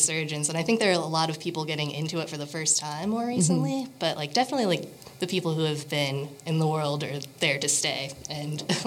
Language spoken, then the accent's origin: English; Chicago, Illinois, United States; moved away as an adult; now in Bainbridge Island, United States; I'm originally from Chicago.